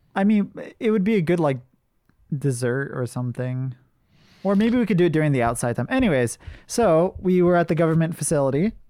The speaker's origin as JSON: {"language": "English", "region": "Hawaii", "country": "United States", "tie": "born or raised there", "moved": "yes", "lives_now": "Japan", "said": "I'm from Hawaii."}